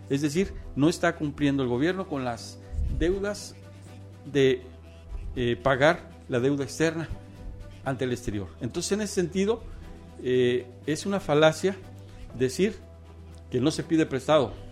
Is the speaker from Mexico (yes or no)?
yes; Mexico; El, este escenario es para demostrar que somos muy inteligentes, que somos mexicanos y que efectivamente tenemos políticas de apoyo para transformar este país